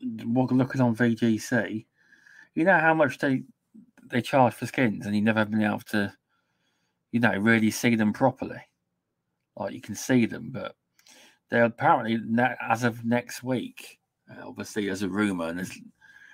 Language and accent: English; England, United Kingdom; we have to be different as English